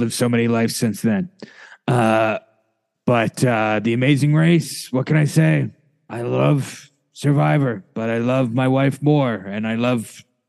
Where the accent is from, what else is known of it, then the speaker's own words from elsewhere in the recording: New Jersey, United States; I'm from New Jersey.